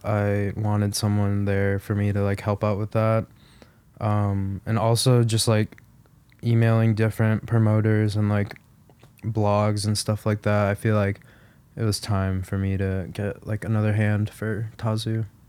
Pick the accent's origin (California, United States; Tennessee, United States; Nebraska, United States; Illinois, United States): Illinois, United States; Chicago; Lala is, like, where my hometown is